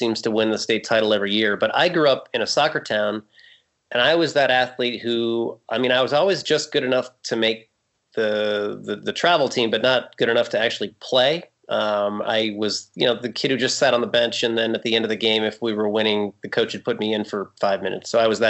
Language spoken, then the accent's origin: English; Farmington, Connecticut, United States; moved away as an adult; now in Blowing Rock, United States; I grew up, my hometown is Farmington, Connecticut. It's actually my mother still lives in the house I grew up in, and my sister's 2 miles away with her husband. But Farmington is just a bedroom community for Hartford. It's an, you know, kind of an insurance suburb.